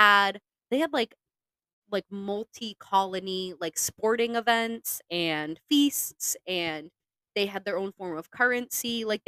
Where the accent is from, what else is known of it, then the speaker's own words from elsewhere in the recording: Plymouth, Massachusetts, United States; At least that's how, like, even growing up in Plymouth, Massachusetts, which is, like, about, or, like, what